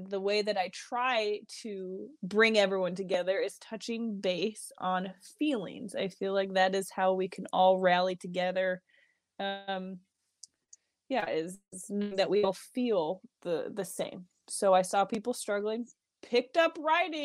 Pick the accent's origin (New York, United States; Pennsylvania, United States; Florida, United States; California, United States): New York, United States; moved away as an adult; now in Utah, United States; It's the New York in me.